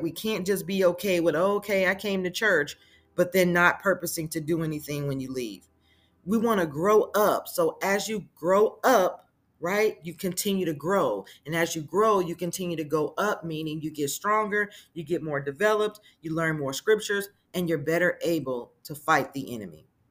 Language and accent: English; Las Vegas, Nevada, United States; moved away as an adult; now in Texas, United States; I'm originally born and raised in Las Vegas, Nevada. I, however, have been living in Texas for at least seven years